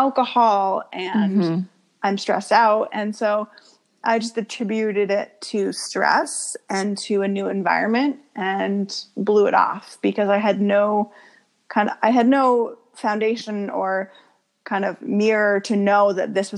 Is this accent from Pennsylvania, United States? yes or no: no; Portland, Maine, United States; So I was born in Portland, Maine, and I was raised about 20 minutes outside of Portland near a lake area. So I grew up there.